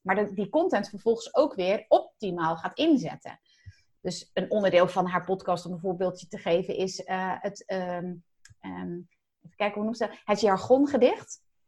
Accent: Zeelandic Flanders, Netherlands; moved away; also born or lived in Rotterdam; Ik kom zelf uit Zeeland, uit Zeeuws-Vlaanderen zelfs

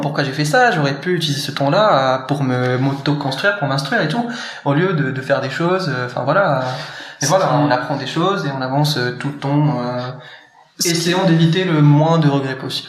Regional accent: Morocco; moved away as an adult; now in France; marocain hein, d'origine et euh, de naissance. J'ai passé mes 17 premières années au Maroc

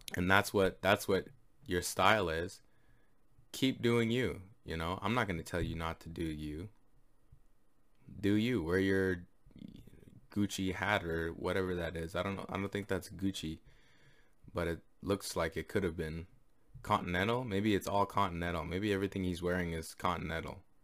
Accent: Canada; I'm Canadian

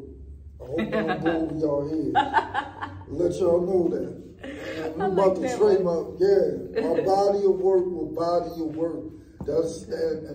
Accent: New York City, New York, United States; I come from Van Dyke Housing in Brooklyn

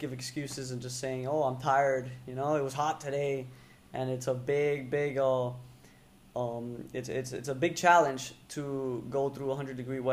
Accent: United States; I was born here, raised by Venezuelans, but I can say I'm full American

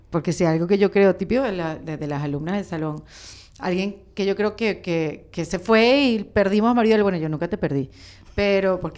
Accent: Venezuela; si uno es venezolano donde sea? Sí, es verdad pero con tantos años viviendo afuera uno se adapta.

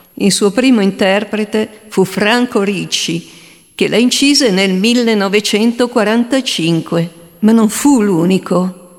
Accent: Valtellina, Lombardy, Italy; accent: Valtellinese; il mio accento valtellinese

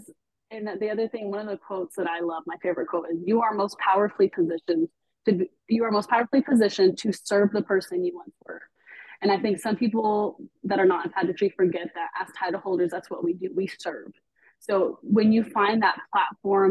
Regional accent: Texas, United States; I am born and raised here. I am Texan all day.

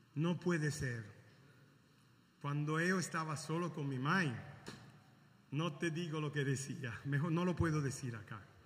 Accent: Caracas, Capital District, Venezuela; now in Italy; nací en Venezuela, en Caracas.

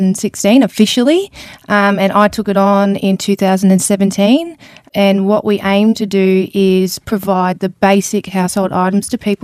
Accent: Brisbane, Queensland, Australia; born there; No, I was born in Brisbane. I'm an army child

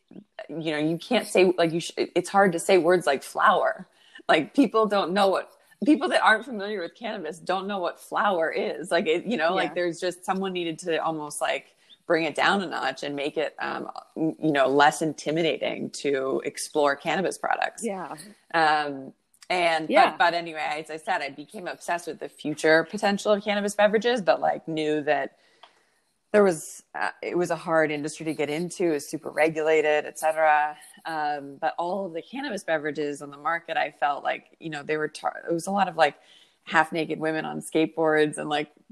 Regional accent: Canada; also born or lived in Toronto; I'm Canadian, and I am living in Toronto at the moment

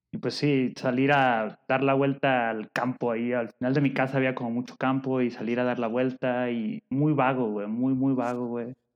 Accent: Guadalajara, Jalisco, Mexico; now in Puebla, Mexico; Llegué a este mundo en Guadalajara

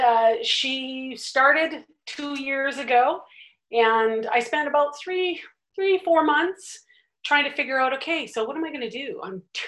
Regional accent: Richmond, British Columbia, Canada; born and raised in Richmond, British Columbia

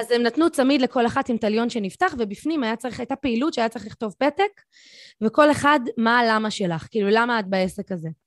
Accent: Tel Aviv, Tel Aviv District, Israel; הייתי ילדה צפונבונית תל אביבית

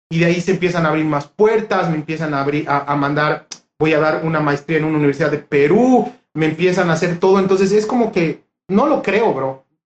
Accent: Honduras; soy yo de Honduras que tiene como unos 20

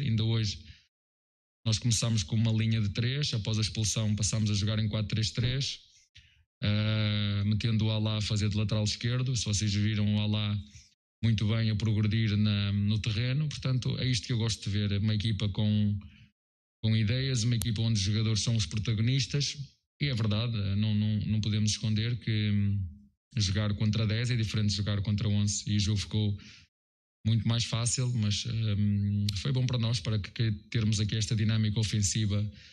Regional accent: Portugal; moved away as an adult; now in Brazil; sou português, da Europa, de Portugal

